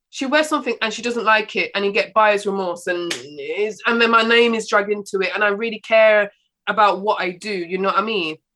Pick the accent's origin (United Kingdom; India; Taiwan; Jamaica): Jamaica; as a black woman or you know Africa being Jamaican